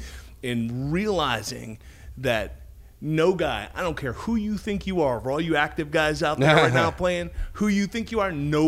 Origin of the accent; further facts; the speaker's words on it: Austin, Texas, United States; I'm from Austin, Texas, so.